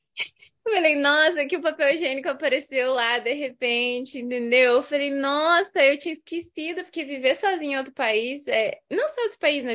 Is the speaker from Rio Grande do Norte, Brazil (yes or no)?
no; Curitiba, Paraná, Brazil; moved away; Hoje estou falando de Curitiba, minha terrinha